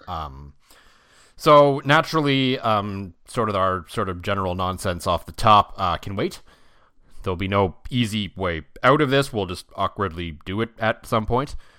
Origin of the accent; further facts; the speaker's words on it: Ottawa, Ontario, Canada; now in Saskatchewan, Canada; I grew up in Ottawa